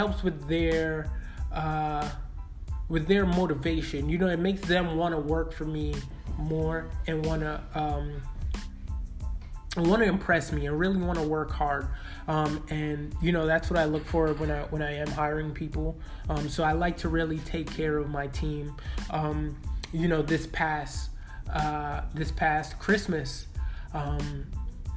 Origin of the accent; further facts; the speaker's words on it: New York City, New York, United States; I'm from Brooklyn.